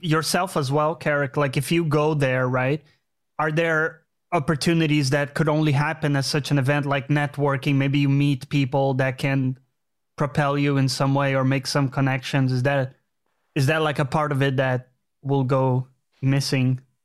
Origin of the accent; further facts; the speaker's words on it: Brazil; moved away; I'm from Brazil